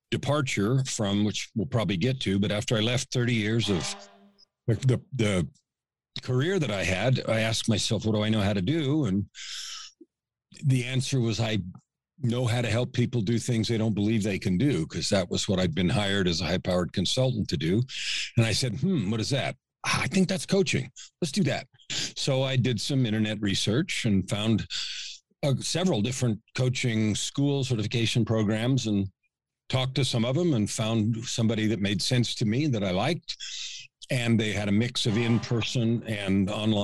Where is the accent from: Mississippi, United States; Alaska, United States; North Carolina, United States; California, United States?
California, United States; San Francisco; moved away as an adult; now in Edmonton, Canada; I was born in San Francisco, raised in the San Francisco Bay Area. I'm a West Coast guy.